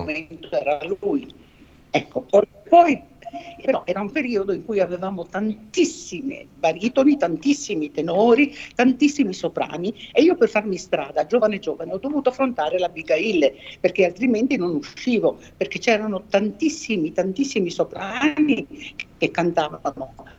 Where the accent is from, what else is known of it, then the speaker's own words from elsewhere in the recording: Trieste, Friuli-Venezia Giulia, Italy; io sono, vengo da Trieste, è una città molto musicale